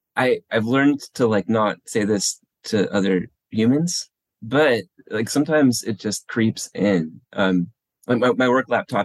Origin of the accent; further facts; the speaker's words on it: El Paso, Texas, United States; also born or lived in San Diego, California; now in Portland, United States; I grew up in El Paso, Texas, like partly San Diego, mostly El Paso, Texas.